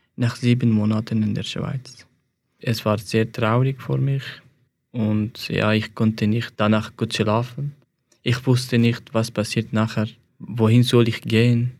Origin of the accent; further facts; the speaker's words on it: Afghanistan; German is a second language; moved away as an adult; now in Switzerland; Ich komme aus Afghanistan und 2015, als ich Afghanistan verlassen habe